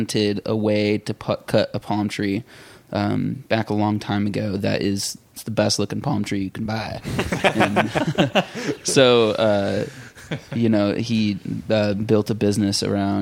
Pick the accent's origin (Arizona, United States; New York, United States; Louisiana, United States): Arizona, United States; Lake Havasu City; moved away as an adult; also born or lived in Oklahoma / San Diego, California / Los Angeles, California; now in Nashville, United States; I was born in Oklahoma. I spent most of my time growing up in Lake Havasu City, Arizona, which is where my family still lives.